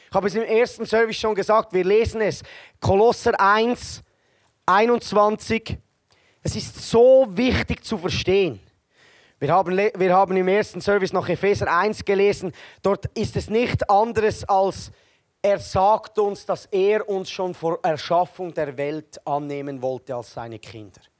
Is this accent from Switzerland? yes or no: yes; Switzerland; Ja, ich, wenn ich mir Deutsche vorstelle als Schweizer, dann denke ich, sind ähnlich wie mir, die wollen etwas machen.